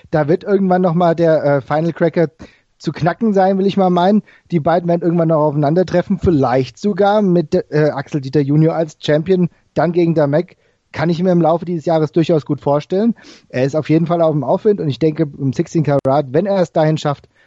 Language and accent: German; Frankfurt, Hesse, Germany; ich komme ja aus Frankfurt, der, aus dem Frankfurter Raum